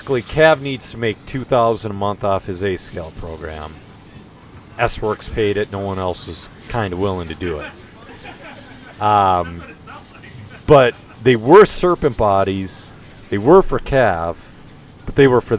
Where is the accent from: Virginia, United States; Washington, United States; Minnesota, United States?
Minnesota, United States; Elk River; It's in my hometown.